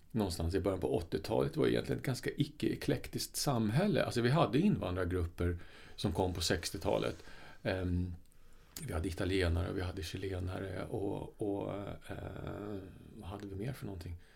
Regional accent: England, United Kingdom; jag kommer ju då från England där, och det samhället är ju väldigt eklektiskt.

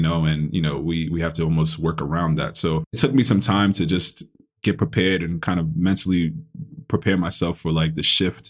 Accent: New York City, New York, United States; also born or lived in Ghana; I grew up in the Bronx, New York

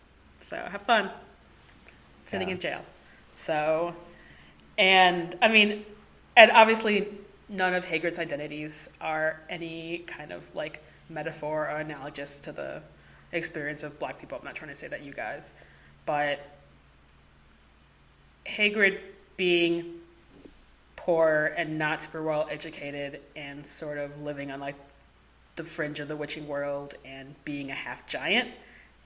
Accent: United States; as an American

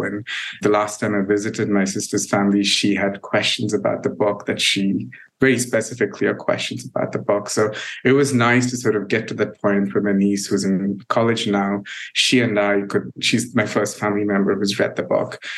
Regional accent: India; moved away as an adult; now in United States

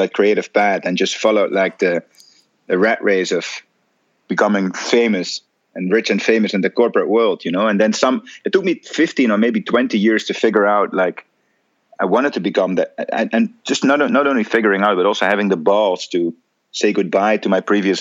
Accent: Netherlands; I'm a Dutch photographer, born and bred in the Netherlands. That's where I reside at the moment

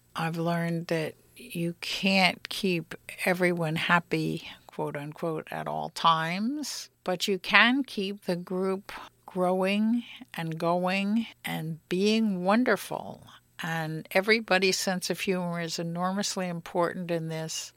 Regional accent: New York City, New York, United States; also born or lived in Florida; now in Berkeley, United States; I grew up in New York City

